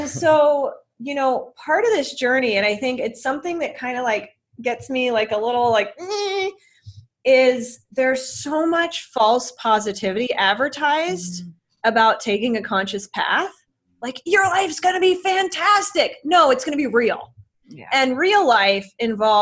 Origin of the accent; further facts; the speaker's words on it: Bay Area, California, United States; moved away as an adult; now in Chicago, United States; I'm from the Bay Area